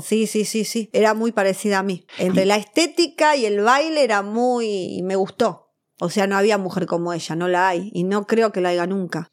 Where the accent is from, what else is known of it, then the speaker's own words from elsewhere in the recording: Buenos Aires, Argentina; yo nací en el Salaberry, en el hospital, capital